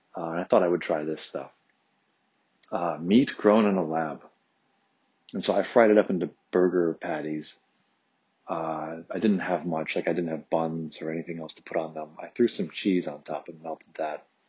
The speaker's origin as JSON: {"language": "English", "town": "Detroit", "region": "Michigan", "country": "United States", "tie": "born or raised there", "moved": "yes", "lives_now": "California, United States", "said": "suburban Detroit where I grew up"}